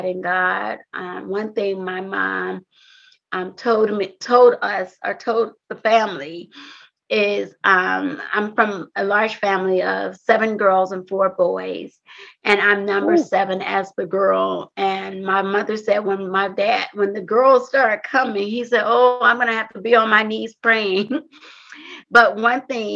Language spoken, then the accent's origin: English; Compton, California, United States; growing up in Compton was a little different from me and some of my peers